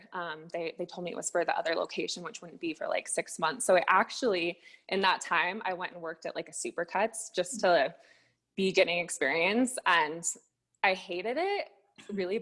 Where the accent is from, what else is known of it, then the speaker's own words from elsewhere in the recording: Salt Lake City, Utah, United States; I'm from Salt Lake City, Utah